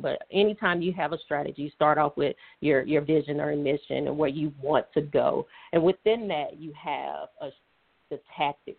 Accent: Atlanta, Georgia, United States; also born or lived in Alabama; originally from Atlanta, Georgia. So I was raised in Atlanta, Georgia

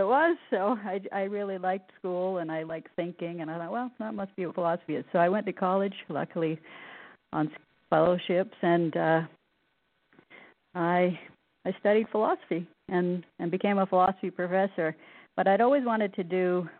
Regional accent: the Northwest, Pacific Northwest, United States; I grew up in the Northwest, in the mountains.

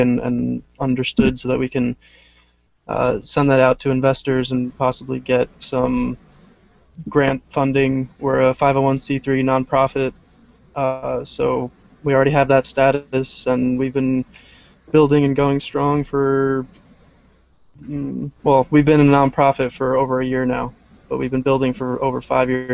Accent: New Jersey, United States; moved away as an adult; now in upstate New York, United States; I'm originally from Jersey

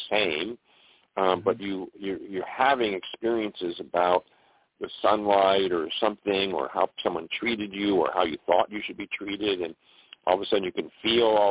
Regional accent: Buffalo, New York, United States; growing up in Buffalo, New York

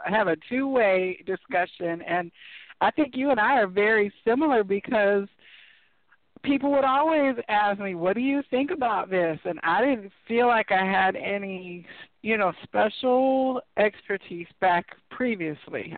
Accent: Midwest, United States; I grew up in the in the Midwest in like rural areas

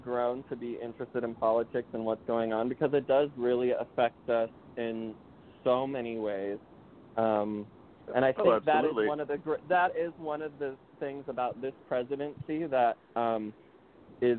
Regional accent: Minnesota, United States; now in Los Angeles, United States; I grew up in Minnesota originally

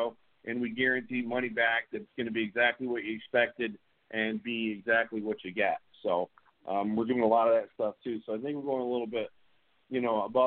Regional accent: the South, United States; we do in the South

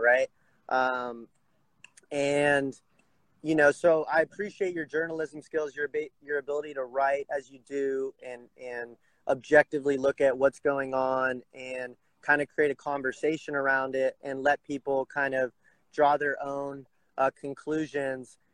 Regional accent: Huntington Beach, California, United States; moved away as an adult; also born or lived in Bend, Oregon; I'm actually calling from Huntington Beach, California. So okay. I've been living in Bend, Oregon, the past couple years, but uh, kind of came home amid this whole pandemic thing

